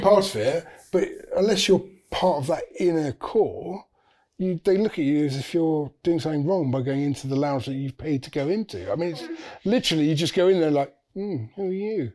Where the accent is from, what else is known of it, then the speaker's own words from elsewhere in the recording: St Albans, East of England, United Kingdom; I'm from St Albans in Hertfordshire, so I'm from just north of London.